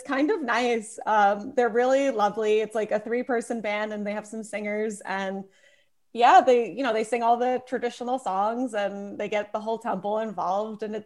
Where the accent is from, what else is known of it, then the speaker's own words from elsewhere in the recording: New York City, New York, United States; I grew up in Brooklyn, so at least for, you know, school and even college, I went to Brooklyn College.